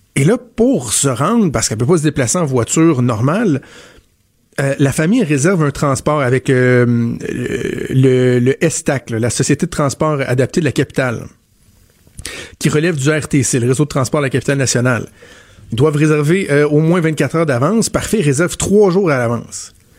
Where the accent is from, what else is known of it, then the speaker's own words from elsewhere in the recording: Quebec, Canada; c'est chez nous au Québec, c'est à Montréal